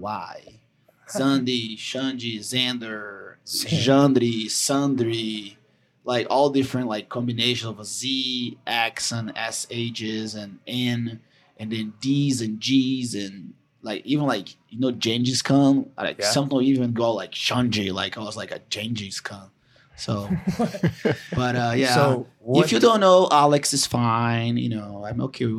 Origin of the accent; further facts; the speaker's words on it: Brazil; English is a second language; moved away as an adult; I'm originally from Brazil